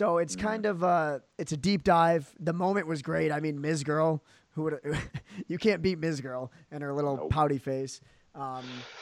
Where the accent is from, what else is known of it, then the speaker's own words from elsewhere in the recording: Battle Creek, Michigan, United States; he's from my hometown, believe it or not. Battle Creek, Michigan